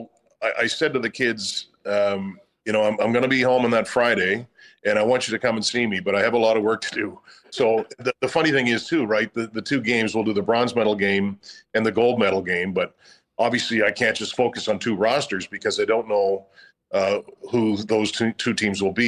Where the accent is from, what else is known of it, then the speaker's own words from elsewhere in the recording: Nova Scotia, Canada; now in Winnipeg, Canada; I'm from Nova Scotia